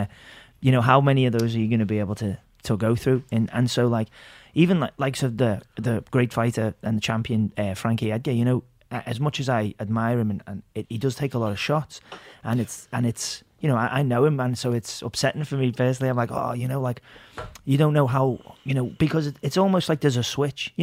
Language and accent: English; England, United Kingdom; I'm English.